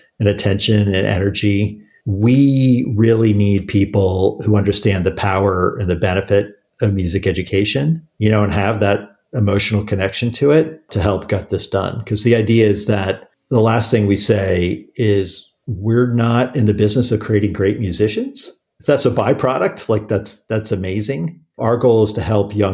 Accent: Washington, District of Columbia, United States; grew up in the Washington, D.C. area in the 1980s

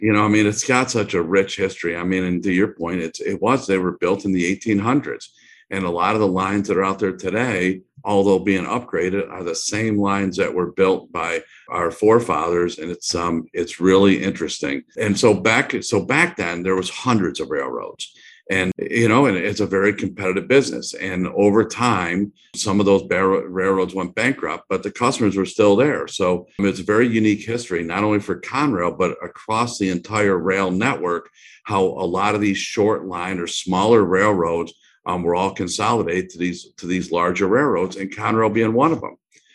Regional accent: New Hartford, New York, United States; moved away as an adult; also born or lived in Gulf Coast; I grew up in upstate New York, a small town outside of Utica called New Hartford, New York, and was born and raised there. Never thought I'd leave upstate New York. And I've been all over the country since that time.

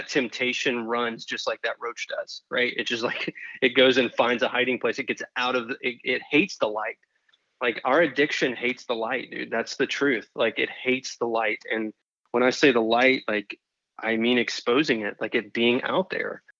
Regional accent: North Carolina, United States; now in Florida, United States; I grew up in North Carolina

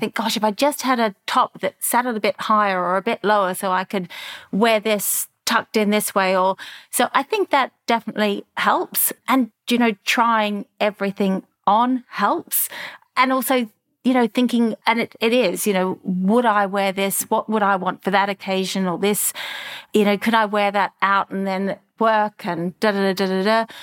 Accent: Melbourne, Victoria, Australia; moved away as an adult; also born or lived in Europe; a young girl growing up in Melbourne

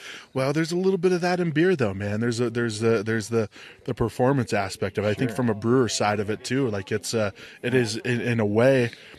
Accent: Youngstown, Ohio, United States; now in Arizona, United States; I grew up right outside of Youngstown, Ohio.

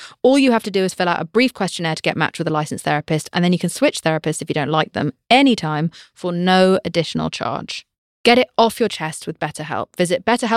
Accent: United Kingdom; I'm British.

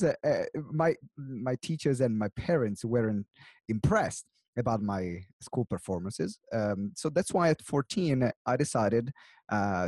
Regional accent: Maranello, Emilia-Romagna, Italy; now in England; my origin, I come from Italy, and in particular, the city where I come from is Maranello, which is close to Modena and Bologna, center north of Italy

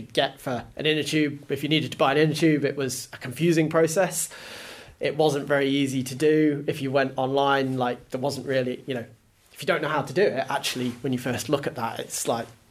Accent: Isle of Man; I grew up in the Isle of Man

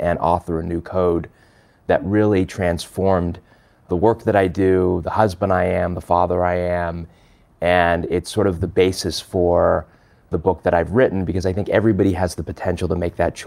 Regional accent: Los Angeles, California, United States; born or raised there; also born or lived in London, England

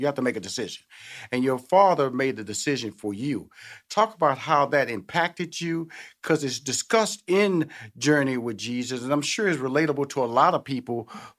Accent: Houston, Texas, United States; I come from Houston, Texas, like I said earlier, born in the inner city, you know, Fifth Ward.

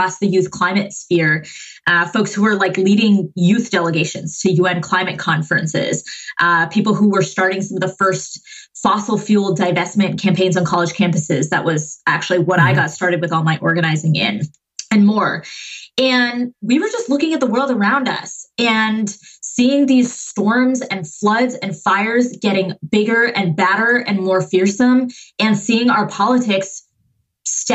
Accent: Massachusetts, United States; I was born and raised in Massachusetts. I was, you know, all those like revolutionary towns outside of Boston

